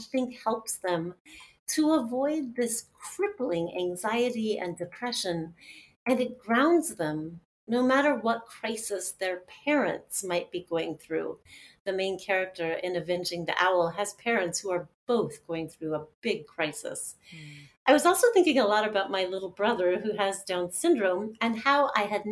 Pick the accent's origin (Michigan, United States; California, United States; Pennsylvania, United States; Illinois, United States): California, United States; Los Angeles; moved away as an adult; also born or lived in Santa Barbara / Pacific Northwest; Growing up in Los Angeles